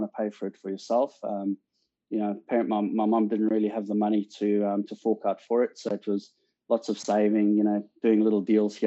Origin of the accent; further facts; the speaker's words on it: South Africa; moved away as an adult; also born or lived in England; now in Australia; I'm obviously South African born. Left South Africa in 2003 to immigrate to the UK, and you know, sort of spent 12 years in England, and now in Australia